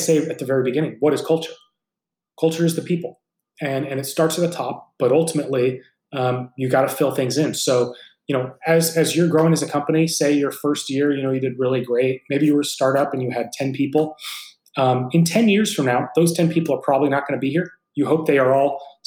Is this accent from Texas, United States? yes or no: no; San Francisco Bay Area, California, United States; This is your hometown team